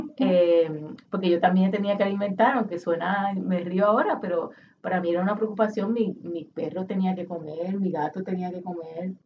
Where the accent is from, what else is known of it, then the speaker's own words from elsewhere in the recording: Puerto Rico; Aquí está mi familia, yo soy puertorriqueña, eso es lo que soy